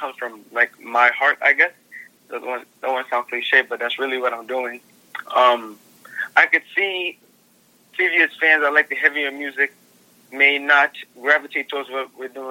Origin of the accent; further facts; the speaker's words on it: New York City, New York, United States; I come from Brooklyn